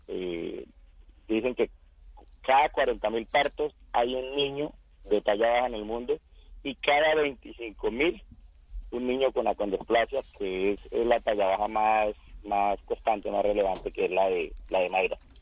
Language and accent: Spanish; Casanare, Colombia; moved away as an adult; decidí regresar a mi, a mi pueblo, a mi departamento y el departamento de Casanare